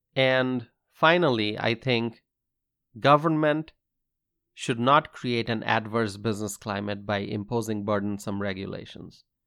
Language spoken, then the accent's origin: English; United States; As a freedom-loving American